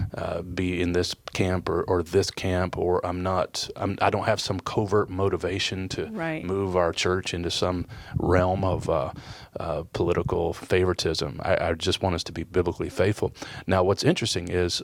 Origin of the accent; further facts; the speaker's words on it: Kentucky, United States; also born or lived in Detroit, Michigan; I was born in Detroit, uh, grew up in Kentucky